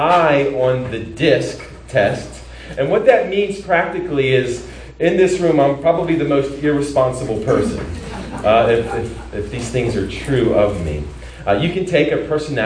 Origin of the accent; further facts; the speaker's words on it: Maryland, United States; now in Irvine, United States; I grew up in Maryland, and I became a Christian in college.